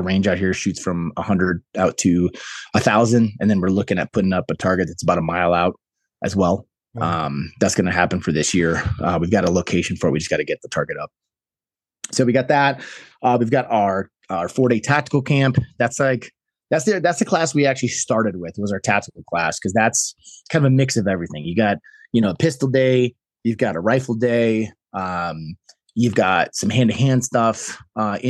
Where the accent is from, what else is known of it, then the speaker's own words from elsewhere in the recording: Chicago, Illinois, United States; moved away as an adult; now in New Mexico, United States; I grew up in Chicago, Illinois